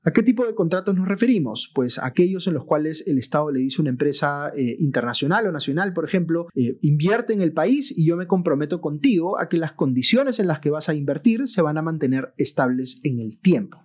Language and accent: Spanish; Peru